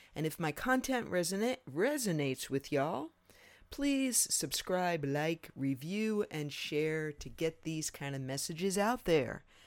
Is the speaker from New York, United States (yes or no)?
yes; New York, United States; I was raised in New York